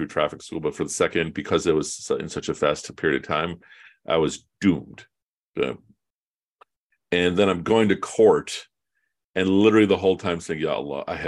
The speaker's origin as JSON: {"language": "English", "town": "Chicago", "region": "Illinois", "country": "United States", "said": "I'm from Chicago"}